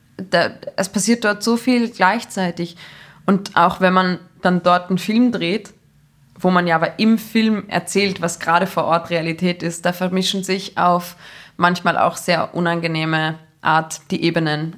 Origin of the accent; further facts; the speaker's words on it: Salzburg, Austria; gerade als Salzburgerin